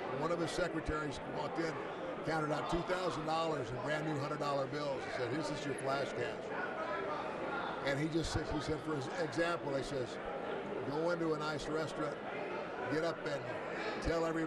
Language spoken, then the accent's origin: English; Omaha, Nebraska, United States; I'm originally from Omaha, Nebraska